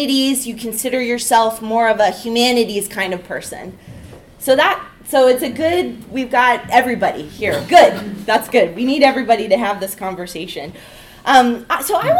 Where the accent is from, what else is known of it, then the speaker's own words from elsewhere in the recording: California, United States; moved away; I am from California originally